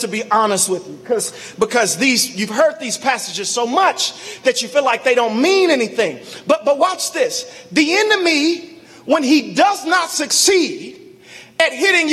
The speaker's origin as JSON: {"language": "English", "town": "Chicago", "region": "Illinois", "country": "United States", "tie": "born or raised there", "said": "I grew up in Morgan Park"}